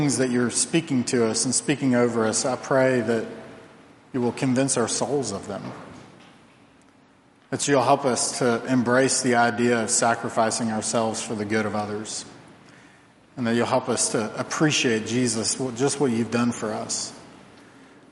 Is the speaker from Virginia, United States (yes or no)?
yes; Virginia, United States; moved away; where I grew up in Virginia